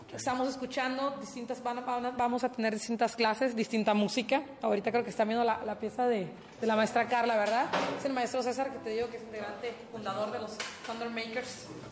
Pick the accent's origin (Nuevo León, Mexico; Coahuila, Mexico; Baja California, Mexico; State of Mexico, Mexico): Baja California, Mexico; Ensenada; also born or lived in Tijuana; originaria de aquí de, Ensenada, así en Tijuana pero creada aquí en Ensenada